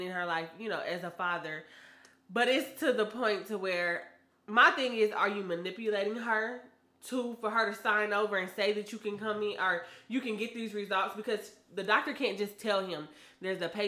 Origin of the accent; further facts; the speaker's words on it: Kansas City, Kansas, United States; I'm from Kansas City, Kansas